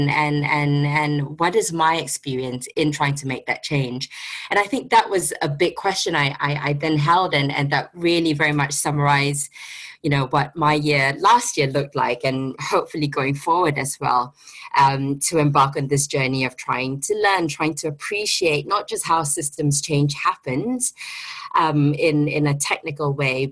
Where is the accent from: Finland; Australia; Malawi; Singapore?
Singapore; moved away as an adult; now in London, United Kingdom; based in London. I'm originally from Singapore